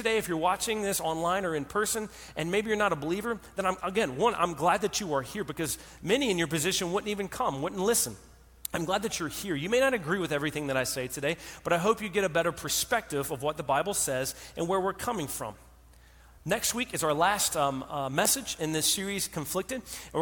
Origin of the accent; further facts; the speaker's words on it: North Carolina, United States; I'm from North Carolina